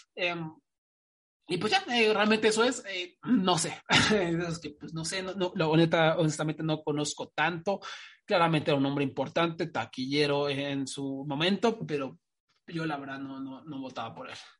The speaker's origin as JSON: {"language": "Spanish", "country": "Mexico", "said": "como mexicano"}